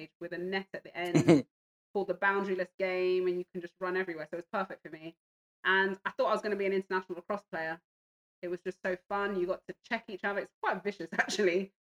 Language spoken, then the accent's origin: English; London, United Kingdom; also born or lived in Hertfordshire; I grew up in Northwest London, Stonebridge Park, single parent home